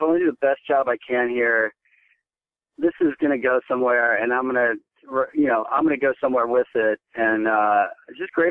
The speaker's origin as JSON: {"language": "English", "region": "Kentucky", "country": "United States", "tie": "born or raised there", "said": "I grew up in Kentucky"}